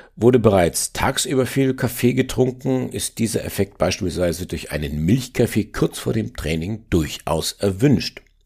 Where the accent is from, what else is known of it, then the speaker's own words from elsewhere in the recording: Upper Franconia, Bavaria, Germany; als Oberfranke kenne ich mich mit Bier von Haus aus gut aus. Schließlich haben wir hier die größte Brauereiendichte weltweit